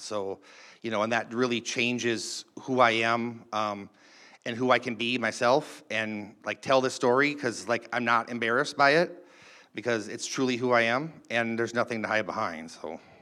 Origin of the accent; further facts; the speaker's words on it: Duluth, Minnesota, United States; I was born in Duluth, Minnesota.